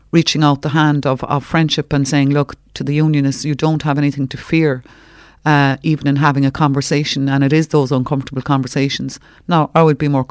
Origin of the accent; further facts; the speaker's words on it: Cork, Munster, Ireland; also born or lived in Gaeltacht; I'm from Cork